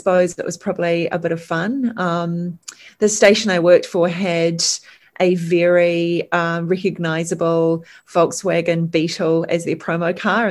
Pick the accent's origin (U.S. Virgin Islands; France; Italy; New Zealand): New Zealand; also born or lived in England; So my father is British. I'm a first generation Kiwi